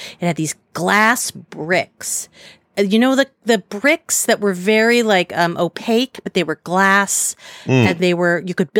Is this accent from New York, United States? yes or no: yes; New York City, New York, United States; I grew up in Upper West Side of Manhattan.